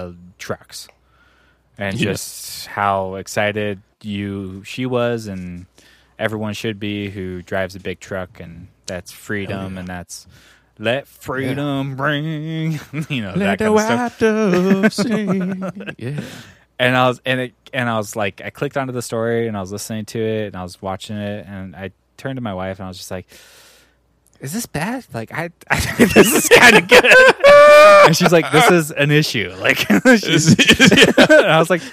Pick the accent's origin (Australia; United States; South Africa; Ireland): United States; Texas; If anyone tries to ask any weird-ass shit about where I came from, it's gonna, I'm a Texan, brother.